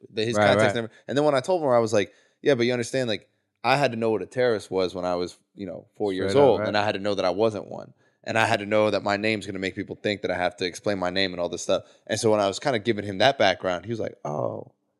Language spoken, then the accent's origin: English; Ohio, United States; me growing up in Ohio